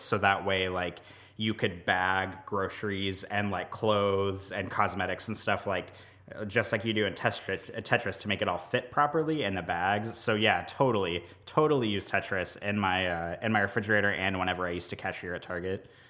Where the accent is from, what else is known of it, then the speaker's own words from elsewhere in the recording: United States; also born or lived in Omaha, Nebraska / Jefferson Parish, Louisiana; now in Jefferson, United States; I grew up outside of Kansas City